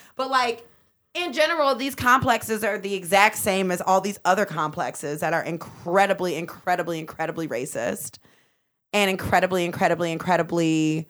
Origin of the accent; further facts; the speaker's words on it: Midwest, United States; because I am a Midwesterner. I'm not from Philadelphia.